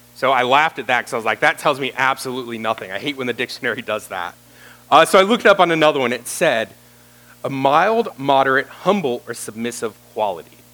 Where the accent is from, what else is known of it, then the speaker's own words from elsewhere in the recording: Roanoke, Virginia, United States; I grew up in this area. I grew up in the Catawba and Roanoke area